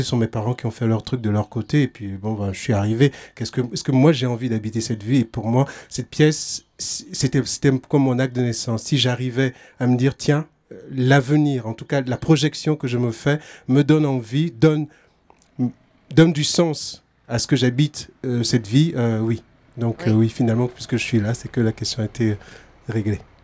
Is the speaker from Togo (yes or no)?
yes; Togo; now in France; je suis originaire du Togo. Ça fait une euh, vingtaine d'années que j'habite en France